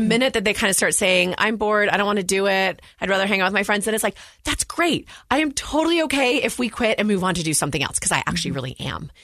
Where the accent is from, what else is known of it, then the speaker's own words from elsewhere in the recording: Walnut Creek, California, United States; moved away as an adult; now in Utah, United States; I grew up in the San Francisco Bay Area, Walnut Creek, California